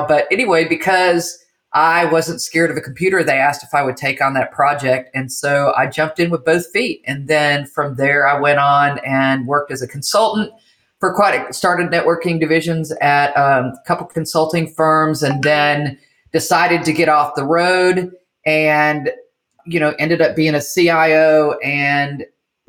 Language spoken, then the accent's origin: English; Michigan, Midwest, United States; also born or lived in Illinois / California / Tennessee; now in Jackson, United States; I'm a Midwestern girl. So I was raised in Michigan, Illinois, lived in California for a little bit. Then we moved to Tennessee and I moved here with an ex and kind of stayed here.